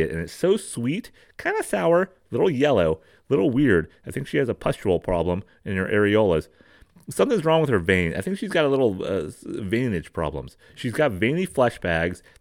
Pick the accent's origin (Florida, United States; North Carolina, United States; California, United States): California, United States; All right, I'm I'm from Marin County. I'm from here.